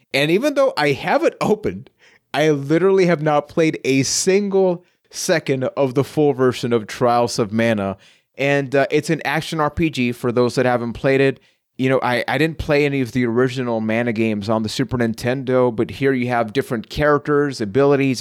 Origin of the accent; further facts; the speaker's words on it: San Juan, Puerto Rico; I am from San Juan, Puerto Rico